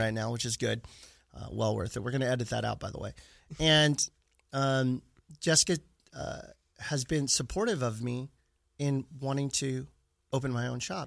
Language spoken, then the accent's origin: English; Stockton, California, United States; also born or lived in Sacramento; Born and raised in Stockton, California, not too far south from here